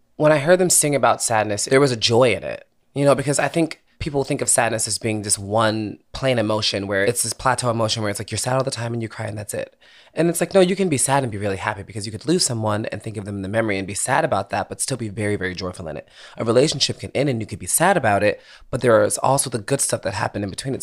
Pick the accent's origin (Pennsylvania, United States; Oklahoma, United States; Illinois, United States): Pennsylvania, United States; Philadelphia; moved away as an adult; also born or lived in Boston / New York; now in Los Angeles, United States; I grew up in Philadelphia